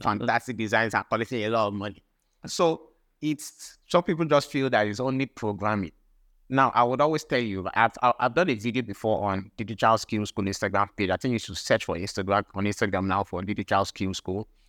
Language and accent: English; Akwa Ibom, Nigeria; I'm from Akwa Ibom State as well.